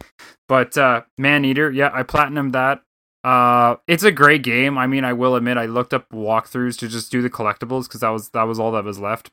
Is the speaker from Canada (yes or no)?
yes; Canada; being Canadian